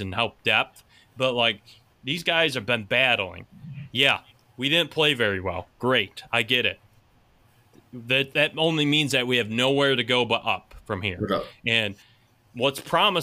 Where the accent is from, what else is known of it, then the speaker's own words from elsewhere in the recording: United States; accent: Pittsburghian, Midwestern, Canadian, Buffalonian; you only live a few hours from Pittsburgh and Midwestern, Canadian, Buffalonian type. Pittsburgh, yeah, it's all in my accent and my phrasing